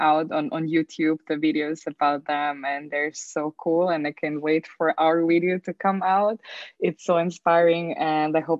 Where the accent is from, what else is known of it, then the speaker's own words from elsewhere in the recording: Austria; moved away as an adult; now in Zagreb, Croatia; I'm actually from Austria. So I moved from Austria to Zagreb 9 years ago.